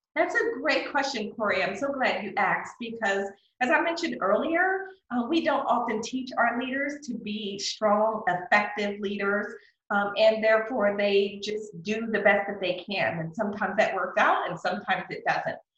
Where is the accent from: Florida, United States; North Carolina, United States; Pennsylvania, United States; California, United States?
Pennsylvania, United States; Philadelphia; now in McKinney, United States; I'm originally from Philadelphia